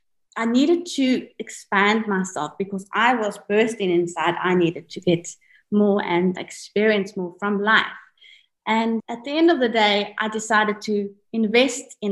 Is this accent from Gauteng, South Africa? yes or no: no; Cape Town, Western Cape, South Africa; moved away as an adult; now in Dubai, United Arab Emirates; I was born in South Africa, Cape Town. My family is originated from Sicily and Naples. But, you know, born in South Africa, I was brought up as an Italian South African because the family. Obviously, growing up in South Africa